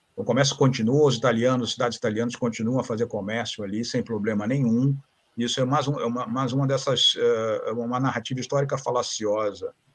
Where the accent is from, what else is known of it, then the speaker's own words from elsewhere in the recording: Rio de Janeiro, Brazil; moved away as an adult; also born or lived in Toronto, Canada; now in Santa Catarina, Brazil; eu sou do Rio de Janeiro, moro atualmente em Santa Catarina